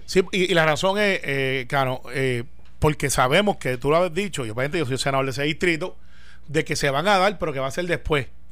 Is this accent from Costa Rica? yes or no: no; Puerto Rico; como puertorriqueño